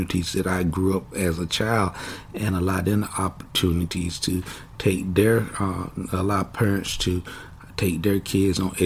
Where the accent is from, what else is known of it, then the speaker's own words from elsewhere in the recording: Kinston, North Carolina, United States; moved away as an adult; I was raised born in Kinston, North Carolina, spent my childhood years in Kinston up until about the age of 18.